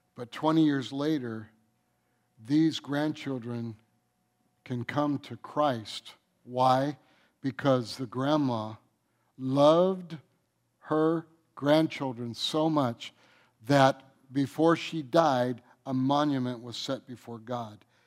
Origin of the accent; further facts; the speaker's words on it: Michigan, United States; moved away as an adult; also born or lived in North Carolina; I'm from Michigan, and then I moved out here in nineteen seventy-eight